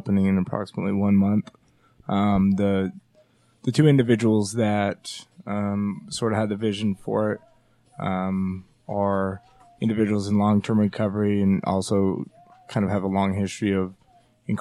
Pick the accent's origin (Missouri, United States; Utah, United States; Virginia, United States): Utah, United States; Taylorsville; I was born in Taylorsville, Utah